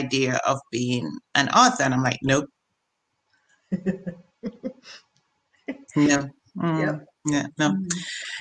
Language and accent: English; Jamaica; now in Maryland, United States; I am a Jamaican.